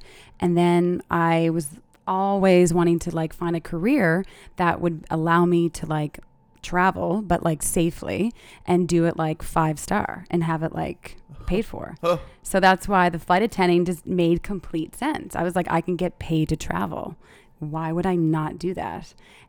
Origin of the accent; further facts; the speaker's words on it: Halifax, Nova Scotia, Canada; now in Dubai, United Arab Emirates; I mean, I'm Canadian. Okay. So I'm from the East. Like I rep Halifax all the way. But then I have my, like I moved to Dubai.